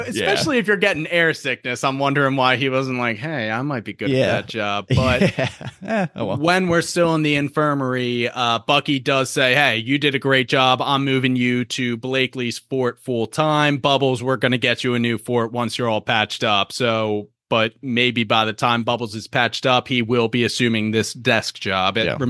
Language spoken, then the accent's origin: English; Ireland; You know, they like me because I'm Irish.